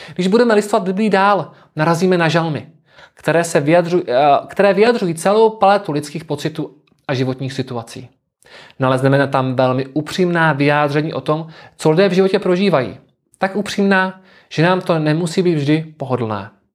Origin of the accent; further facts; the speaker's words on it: South Moravian Region, Czechia; pocházím z Jižní Moravy, konkrétně z jednoho z tamních vinařských regionů